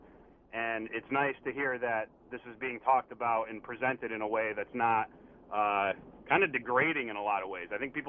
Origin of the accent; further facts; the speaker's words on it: West Hartford, Connecticut, United States; I went to EC Goodwin in New Britain. I graduated in 2002. And I grew up in West Hartford